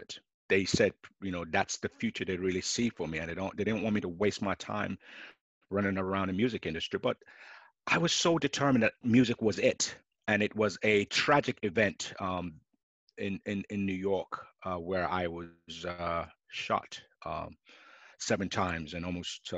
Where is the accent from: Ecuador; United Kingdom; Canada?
United Kingdom; London; I was born in London